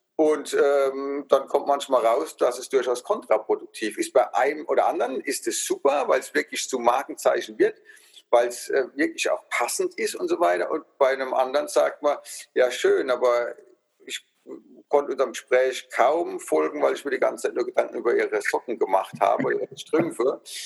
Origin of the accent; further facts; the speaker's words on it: Rhineland-Palatinate, Germany; accent: Palatinate dialect (Pfälzisch); dass ich Pfälzer bin, ne, von meinem Dialekt, der einfach mitschwingt